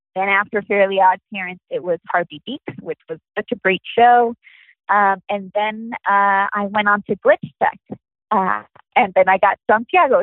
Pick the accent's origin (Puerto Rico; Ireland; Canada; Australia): Puerto Rico; having been born and raised in Puerto Rico